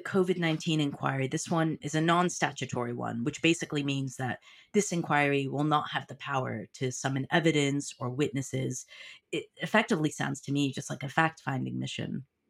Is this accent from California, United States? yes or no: yes; California, United States; my home state of California